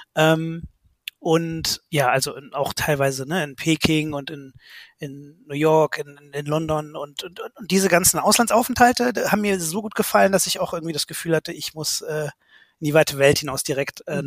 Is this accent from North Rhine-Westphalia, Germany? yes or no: yes; Bonn, North Rhine-Westphalia, Germany; also born or lived in Cologne; da bin ich halt geboren, im, im Rheinland sozusagen groß geworden